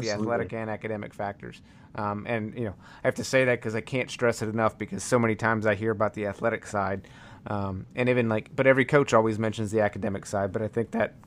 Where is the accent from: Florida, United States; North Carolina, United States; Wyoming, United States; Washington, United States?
North Carolina, United States; I grew up in North Carolina.